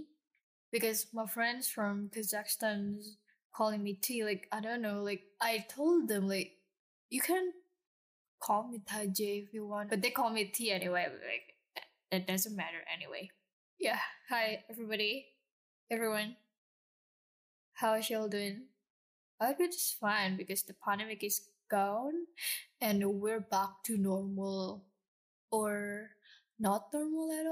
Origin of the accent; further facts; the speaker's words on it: Jakarta, Indonesia; I'm that girl from Jakarta. Like, once you see me, you know I'm from Jakarta